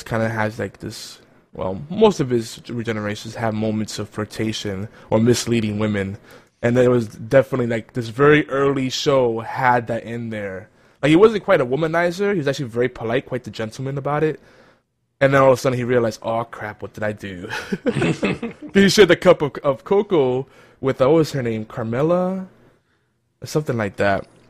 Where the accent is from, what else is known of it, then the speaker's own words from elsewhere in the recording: New York City, New York, United States; now in Georgia, United States; I'm originally from New York City